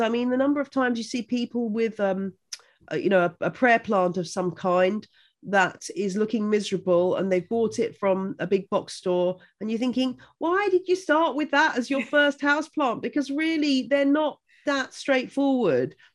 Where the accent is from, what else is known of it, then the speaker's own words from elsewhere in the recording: Buckinghamshire, South East England, United Kingdom; I grew up in Buckinghamshire